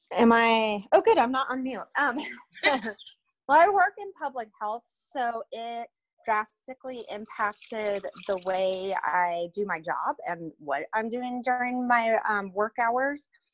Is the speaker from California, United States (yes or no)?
no; Reno, Nevada, United States; I'm originally from Reno.